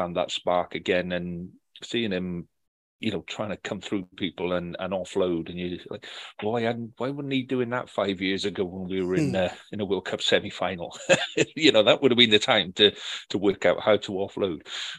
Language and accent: English; Wales, United Kingdom; as a Welshman